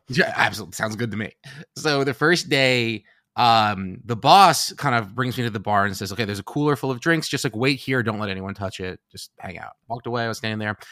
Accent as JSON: {"language": "English", "town": "New York City", "region": "New York", "country": "United States", "tie": "born or raised there", "said": "I grew up in New York City"}